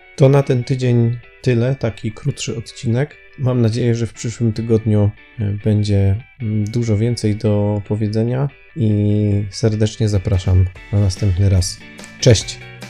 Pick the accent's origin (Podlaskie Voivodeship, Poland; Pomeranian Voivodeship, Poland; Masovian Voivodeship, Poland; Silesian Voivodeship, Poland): Silesian Voivodeship, Poland; U nas na Śląsku mówi się na to szteter